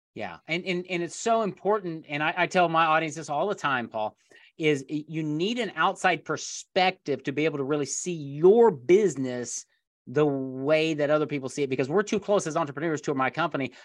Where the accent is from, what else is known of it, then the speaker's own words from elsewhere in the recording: Indiana, United States; I grew up in Indiana here in the United States